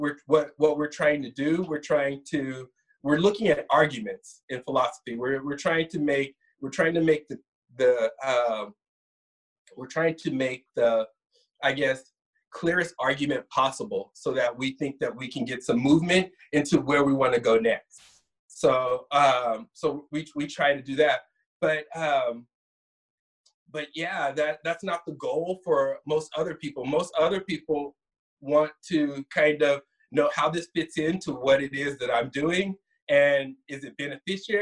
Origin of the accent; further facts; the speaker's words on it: Sacramento, California, United States; I'm from Sacramento. I was originally born in Sacramento